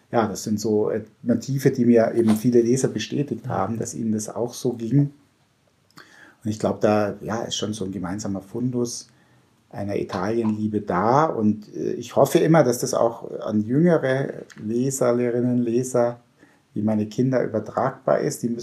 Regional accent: Tutzing, Bavaria, Germany; Da, in meiner Zeit gab es in Tutzing, wo ich herkomme, noch keine Eisdiele, wie ich ein kleiner Bub war.

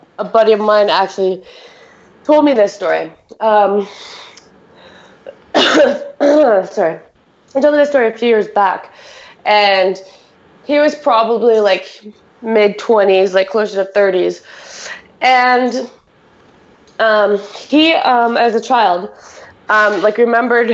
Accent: Canada; we're Canadian

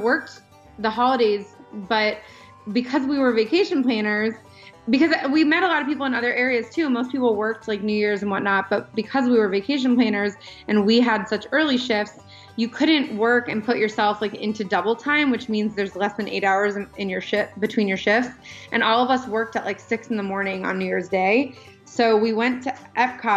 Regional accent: Pennsylvania, United States; moved away as an adult; I grew up in Pennsylvania

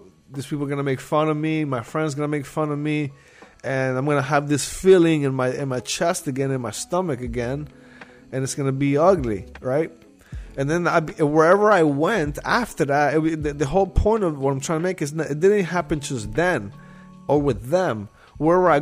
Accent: Nicaragua; moved away; I'm from Nicaragua. It's a third world country

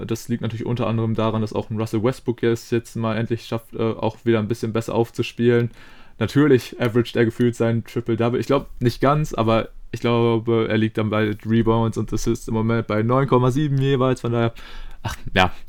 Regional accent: Germany; als ähm, ja, Deutsche

